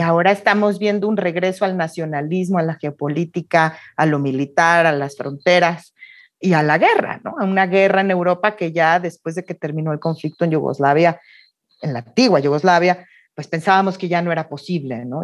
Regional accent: Mexico; also born or lived in Oxford, United Kingdom; Mis padres son migrantes, eran españoles, yo nací en México

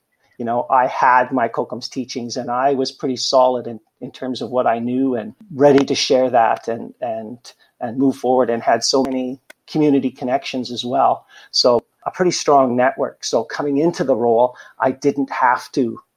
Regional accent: Saskatoon, Saskatchewan, Canada; I am a Métis man, born and raised in Saskatoon

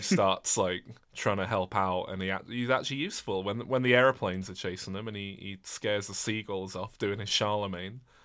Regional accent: England, United Kingdom; I'm English.

